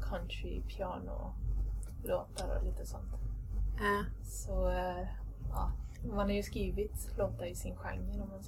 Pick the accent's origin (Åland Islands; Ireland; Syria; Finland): Ireland; now in Sweden; Och det är lite konstigt i och med att jag är ja, från Irland då från början. Eh, men det var när, vi flyttade, när jag flyttade hit då